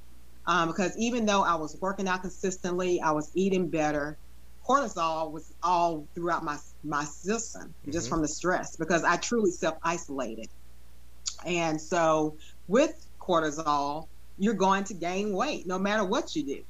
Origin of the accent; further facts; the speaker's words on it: Memphis, Tennessee, United States; growing up in Memphis, we're all about barbecue